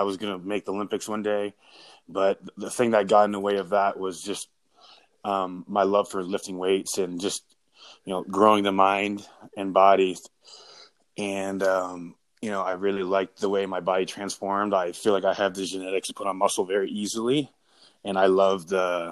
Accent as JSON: {"language": "English", "town": "Brockville", "region": "Ontario", "country": "Canada", "said": "I'm from Brockville"}